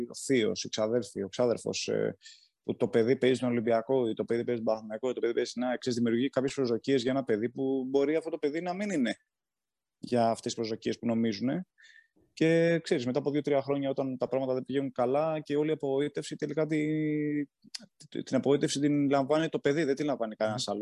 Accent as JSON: {"language": "Greek", "town": "Galatsi", "region": "Attica", "country": "Greece", "said": "εγώ είμαι από το Γαλάτσι"}